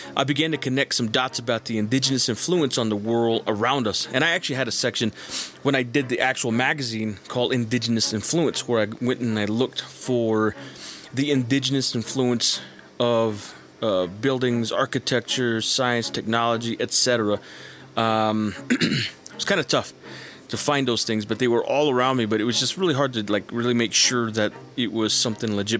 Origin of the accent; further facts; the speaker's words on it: a reservation in New Mexico, United States; as a Native person uh, who was born and raised on a reservation in New Mexico